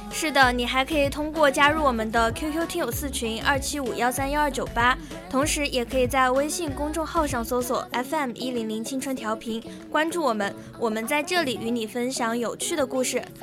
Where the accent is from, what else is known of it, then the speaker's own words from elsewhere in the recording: Zhejiang, China; moved away; 因为我老家是在浙江嘛